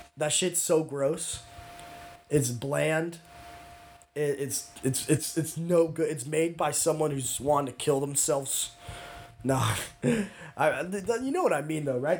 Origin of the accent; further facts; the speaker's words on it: Escondido, California, United States; in my hometown, we have a few good sandwich spots too. Like Agrusa's is this local place for us, and it's it's phenomenal. Everyone in Escondido loves Agrusa's